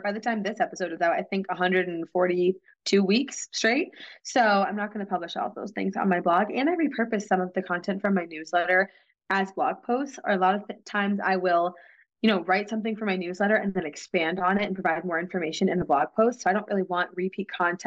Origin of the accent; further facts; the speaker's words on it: New England, United States; I'm from New England